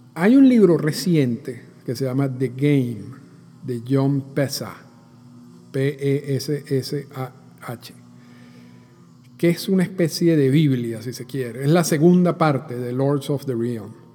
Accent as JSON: {"language": "Spanish", "country": "Venezuela", "said": "yo soy venezolano"}